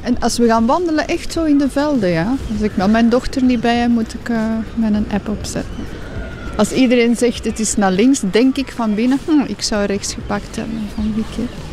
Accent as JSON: {"language": "Dutch", "town": "Zemst", "region": "Flanders", "country": "Belgium", "said": "Ik ben van Zemst"}